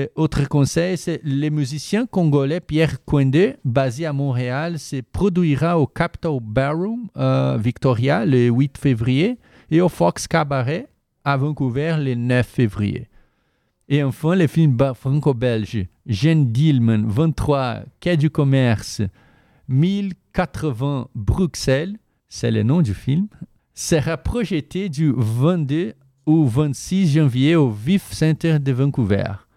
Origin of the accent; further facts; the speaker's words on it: Brazil; French is a second language; moved away as an adult; now in Canada; je viens du Brésil